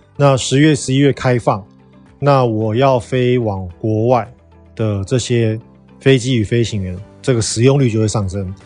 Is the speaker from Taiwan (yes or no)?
yes; Taiwan; 我们台湾人去美国